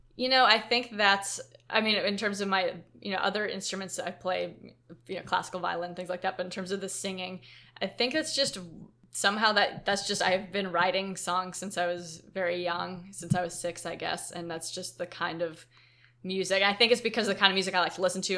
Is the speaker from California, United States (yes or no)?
yes; Silicon Valley, California, United States; we're from Silicon Valley